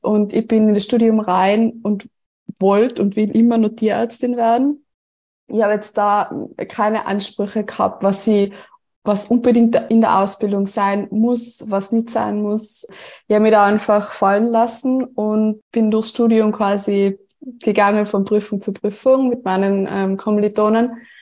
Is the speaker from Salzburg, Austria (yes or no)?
no; Tyrol, Austria; Wie man unschwer erkennen oder hören kann, ähm, komme ich aus Tirol, also ich komme ähm, aus dem ländlichen Bereich